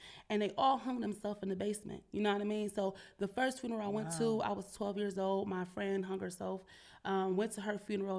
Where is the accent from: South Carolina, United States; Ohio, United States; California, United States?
Ohio, United States; Cleveland; now in Columbus, United States; I'm originally from Cleveland